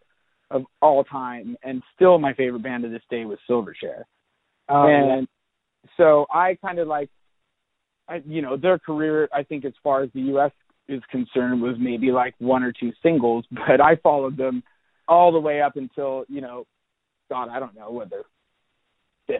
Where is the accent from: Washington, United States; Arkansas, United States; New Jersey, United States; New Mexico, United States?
Washington, United States; Seattle; growing up in Seattle, I grew up teaching myself guitar